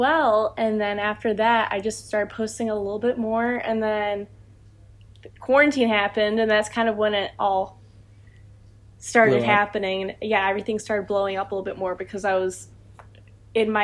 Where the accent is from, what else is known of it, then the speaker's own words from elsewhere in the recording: Ohio, United States; I'm from Ohio